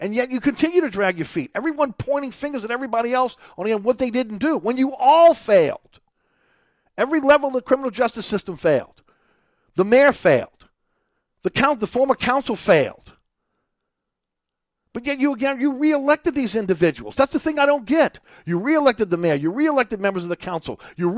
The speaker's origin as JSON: {"language": "English", "town": "New Orleans", "region": "Louisiana", "country": "United States", "tie": "born or raised there", "moved": "as an adult", "said": "I grew up, 75% of my life I've lived in Orleans Parish"}